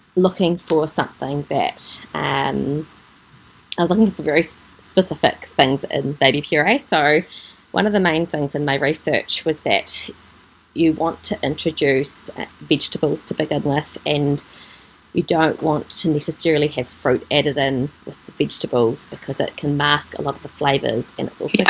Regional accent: Gisborne, New Zealand; also born or lived in Auckland, New Zealand; now in Papamoa, New Zealand; I grew up in Gisborne, and we ah. were on a kiwi fruit and apple orchard

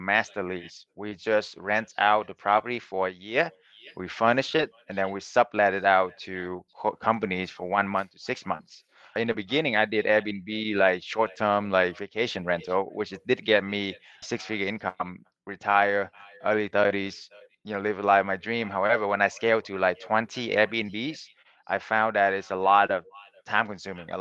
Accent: Vietnam; now in United States; I was born in Vietnam and then I came to America as an immigrant with nothing

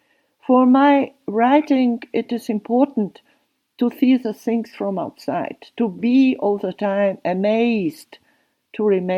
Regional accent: Slovakia; born or raised there; first language Slovak; English is a second language; moved away as an adult; now in Switzerland

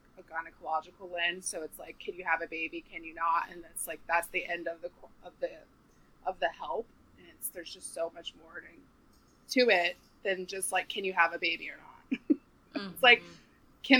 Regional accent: Charleston, South Carolina, United States; also born or lived in New York; now in Nashville, United States; I'm from Charleston, South Carolina

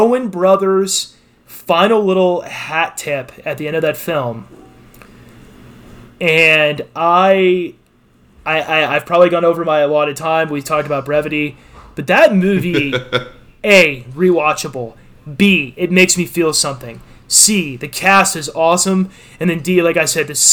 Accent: Texas, United States; I grew up in Texas

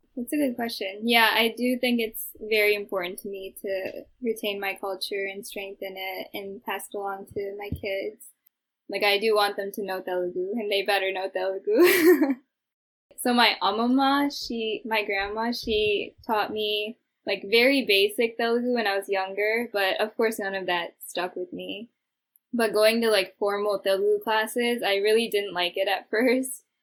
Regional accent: Midwest, United States; my hometown here

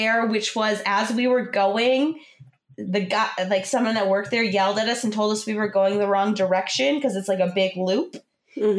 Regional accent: Michigan, United States; we're from Michigan

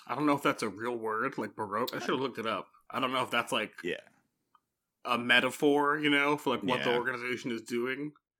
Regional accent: California, United States; I'm from California.

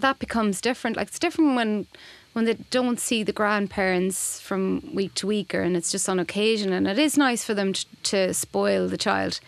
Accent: Boyle, Connacht, Ireland; moved away; I moved home. I'm from Boyle, County Roscommon, so I moved home

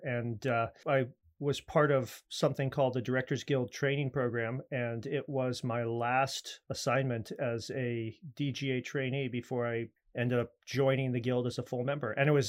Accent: New York, United States; also born or lived in Maryland / Virginia / Austin, Texas; now in Los Angeles, United States; Well, I'm East Coast originally, New York, Maryland, Virginia, different points of my growing up, of my childhood. And then I went to school for film out in Austin, Texas. And then I packed up a U-Haul and moved out here to make my fortune.

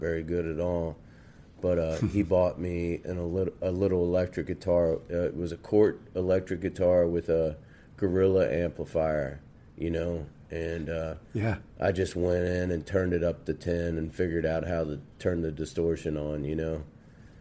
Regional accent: northern Kentucky, United States; also born or lived in Cincinnati, Ohio; I grew up in northern Kentucky, and originally I was born in Cincinnati and lived in Madisonville

